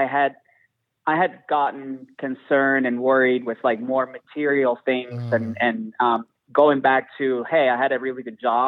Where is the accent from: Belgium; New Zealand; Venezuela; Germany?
Venezuela; also born or lived in Houston; now in Chicago, United States; I was born in Venezuela and mm-hmm. I grew up in a very, very Catholic family